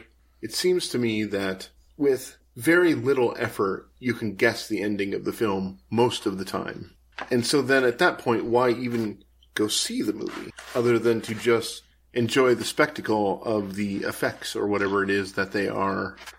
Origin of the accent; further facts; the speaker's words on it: Iowa, United States; I'm from Iowa